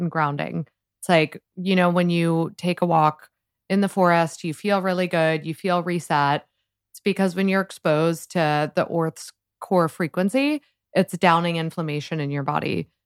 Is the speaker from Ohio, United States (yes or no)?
yes; Columbus, Ohio, United States; moved away as an adult; also born or lived in Washington, D.C. / New York; I grew up in Columbus, Ohio